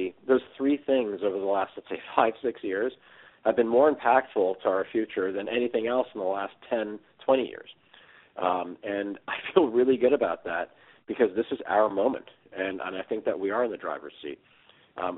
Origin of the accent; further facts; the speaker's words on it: Tenafly, New Jersey, United States; I grew up in New Jersey, in northern New Jersey, in a town called Tenafly